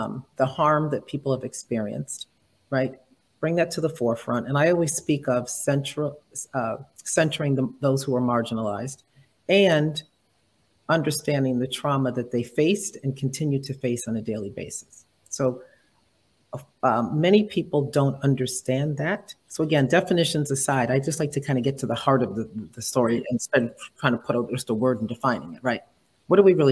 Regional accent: New England, United States; also born or lived in New York area; now in New York, United States; I'm in the New York area, yes, but, you know, born and raised in New England. So my part of me feels like I'm a New Englander

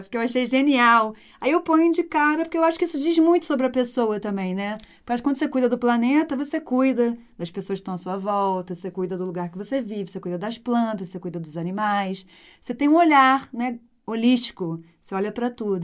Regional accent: Rio de Janeiro, Brazil; moved away as an adult; also born or lived in Brasília; eu voltei para o Rio

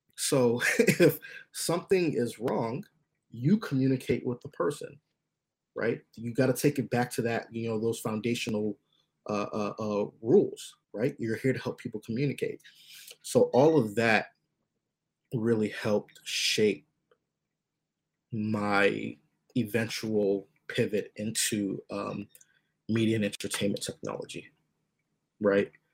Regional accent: United States; I was born in the states

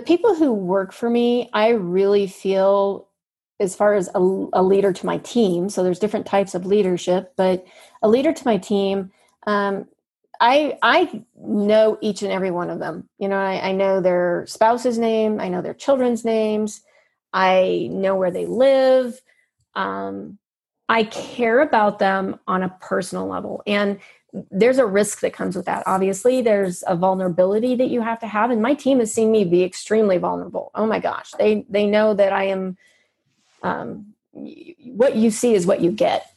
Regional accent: United States; I'm there as an American

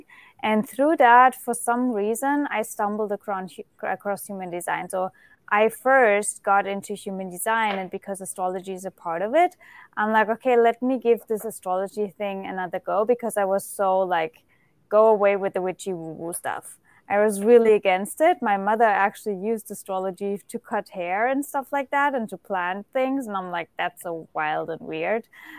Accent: Germany; English is a second language; moved away; I'm originally from Germany.

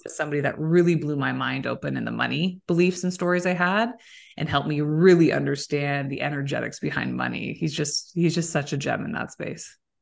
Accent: Waterloo, Ontario, Canada; moved away; it's a great town. I'm from there

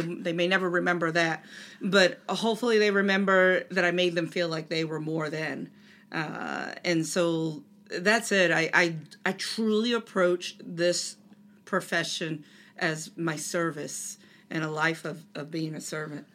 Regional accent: Delaware, United States; I grew up in Delaware, which is home to DuPont

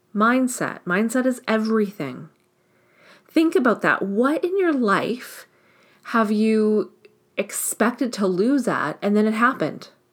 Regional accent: Canada; I'm Canadian

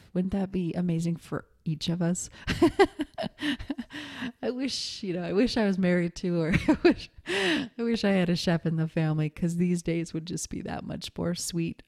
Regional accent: Montana, United States; moved away; also born or lived in New York City / Seattle; growing up in Montana

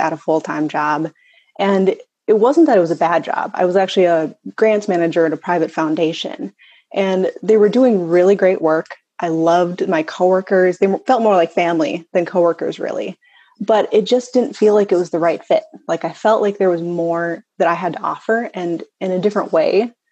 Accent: Fargo, North Dakota, United States; I'm from Fargo and grew up here, stuck around here.

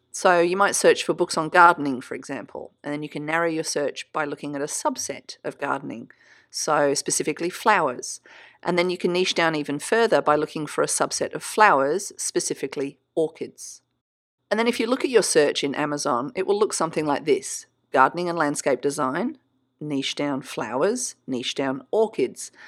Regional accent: Australia; I'm Australian, so we say niche

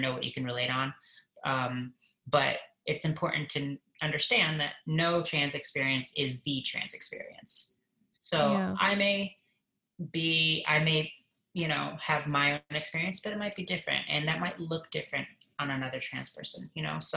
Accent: Michigan, United States; I grew up in Michigan, and my parents split up when I was 3

